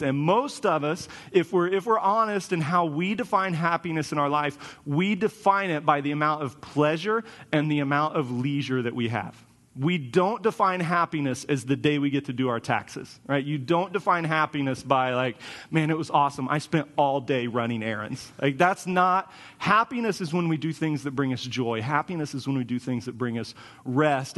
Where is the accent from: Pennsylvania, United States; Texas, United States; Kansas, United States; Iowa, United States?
Kansas, United States; moved away as an adult; I grew up in Kansas, so everything was flat